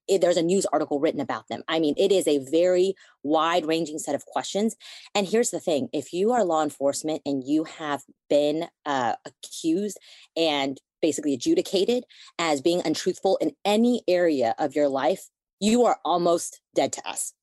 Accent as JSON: {"language": "English", "country": "United States", "tie": "born or raised there", "said": "I was born in the United States"}